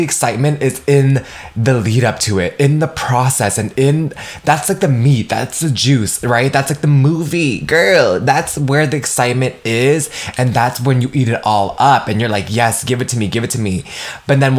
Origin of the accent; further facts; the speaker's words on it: United States; how I was raised being Vietnamese American